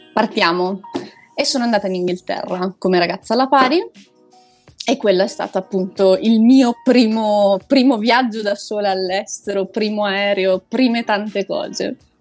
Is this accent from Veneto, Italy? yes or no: yes; province of Belluno, Veneto, Italy; moved away as an adult; now in Lisbon, Portugal; io sono cresciuta, nata, eccetera, eccetera, in un paesino piccino in provincia di Belluno